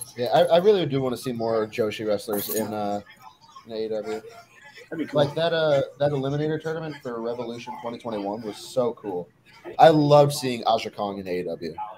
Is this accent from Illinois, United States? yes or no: yes; near Joliet, Illinois, United States; Juice Robinson is from Joliet, which is the town right next to my hometown